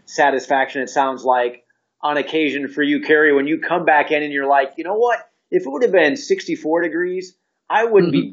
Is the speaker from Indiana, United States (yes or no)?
yes; Indiana, United States; born or raised there; now in Atlanta, United States